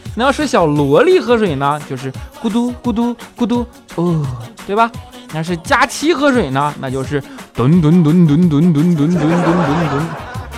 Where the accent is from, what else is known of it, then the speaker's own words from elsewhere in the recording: Northeast China, China; accent: Northeastern (Dongbei) dialect; 他东北话哪有我说的好啊